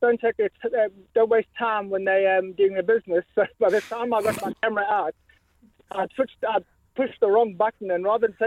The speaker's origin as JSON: {"language": "English", "country": "South Africa", "tie": "born or raised there", "moved": "yes", "said": "we went to South Africa, my hometown, and we were my home country"}